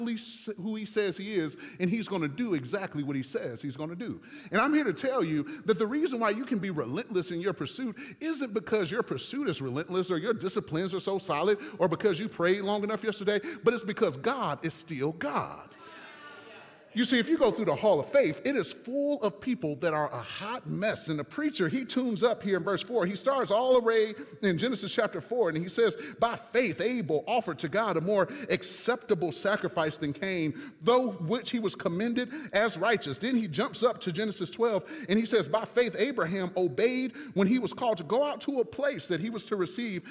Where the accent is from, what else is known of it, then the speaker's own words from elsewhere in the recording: Michigan, United States; I'm from Michigan